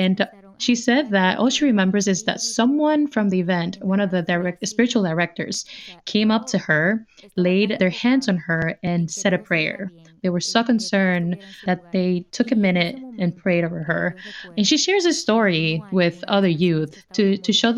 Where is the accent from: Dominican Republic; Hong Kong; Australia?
Dominican Republic; moved away; I'm originally from the 9th province. I come from the Dominican Republic.